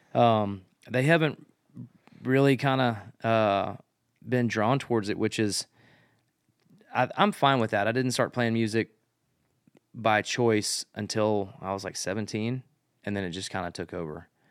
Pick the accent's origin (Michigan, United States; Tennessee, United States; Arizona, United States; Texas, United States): Tennessee, United States; Memphis; now in Nashville, United States; close to my hometown. I grew up in Memphis.